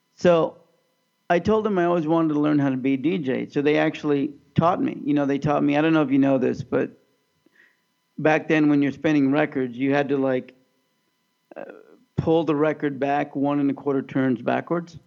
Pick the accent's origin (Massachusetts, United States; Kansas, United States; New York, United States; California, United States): Kansas, United States; Overland Park; I grew up in Overland Park, Kansas